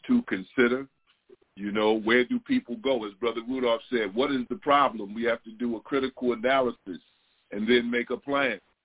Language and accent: English; New York, United States; I'm from New York too